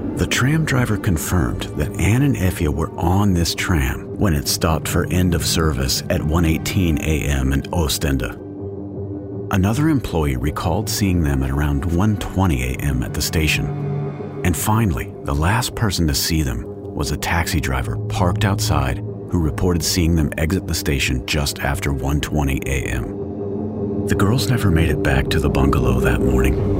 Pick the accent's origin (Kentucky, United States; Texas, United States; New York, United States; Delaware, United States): Texas, United States; moved away; I'm originally from Texas, where you can drive for two straight days without much of a change in culture or scenery